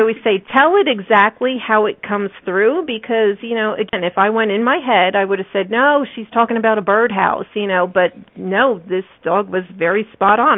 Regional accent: New Jersey, United States; moved away as an adult; now in Colorado, United States; I chose to move from New Jersey to Colorado because I'm from New Jersey originally

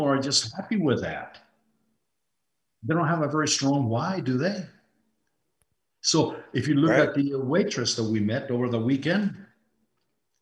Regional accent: Iowa, United States; moved away; also born or lived in Mexico City, Mexico; as I was growing up in Iowa, and I had like summer vacation, I actually held two full-time jobs

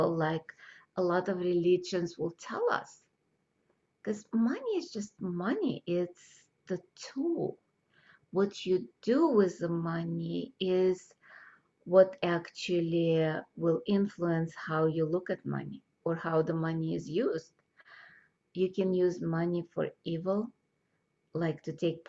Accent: Moscow, Russia; moved away; I grew up in Russia when there was supposed to be equality of all, no separation

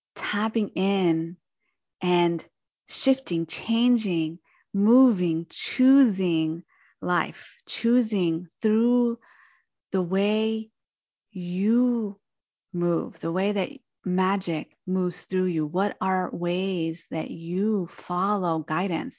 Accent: New Jersey, United States; moved away as an adult; now in San Francisco Bay Area, United States; I'm originally from New Jersey to California, the San Francisco Bay Area in 2010

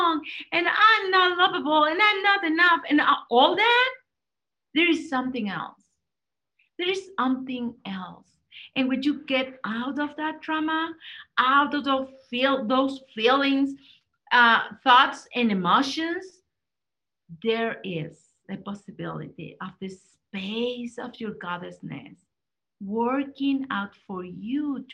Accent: Mexico; I'm Latina, I'm from Mexico

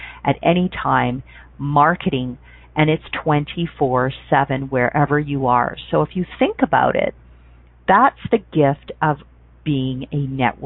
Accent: Canada; being a Canadian

